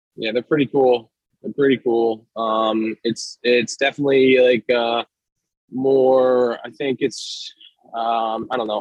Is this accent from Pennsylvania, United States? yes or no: yes; Doylestown, Pennsylvania, United States; I'm from Doylestown, and uh, I went to Lenape Middle School